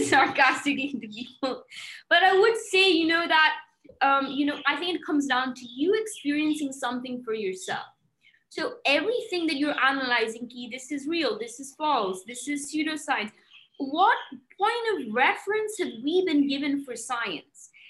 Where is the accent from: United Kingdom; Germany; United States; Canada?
United Kingdom; Manchester, North West England; moved away; also born or lived in India; I grew up in England, I grew up in Manchester